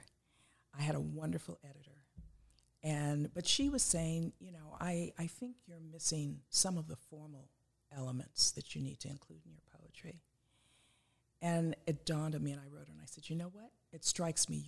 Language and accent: English; Los Angeles, California, United States; I was born and raised in Los Angeles. I'm that rare native Angeleno.